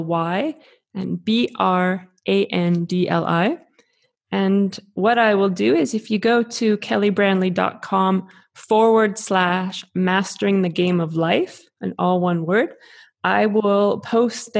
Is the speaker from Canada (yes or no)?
yes; Canada; I come from Canada